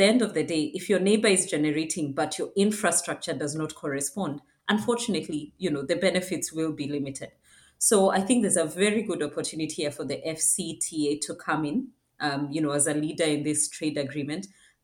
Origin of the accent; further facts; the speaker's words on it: Kenya; my home country, Kenya